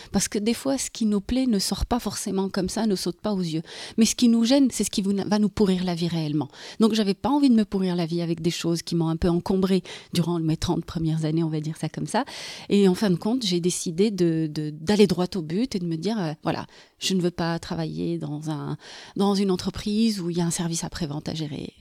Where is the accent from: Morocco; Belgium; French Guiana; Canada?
Morocco; moved away as an adult; now in Bordeaux, France; Je viens du Maroc